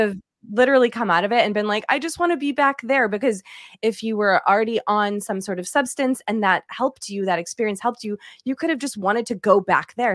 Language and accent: English; East Coast, United States; moved away; I'm from the East Coast as well, and I say aunt